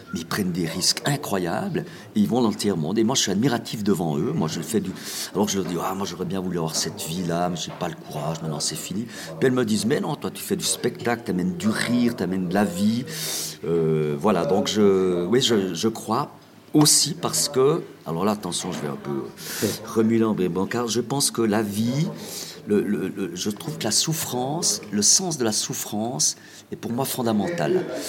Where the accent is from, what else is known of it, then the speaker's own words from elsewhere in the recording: Jura, Switzerland; je suis jurassien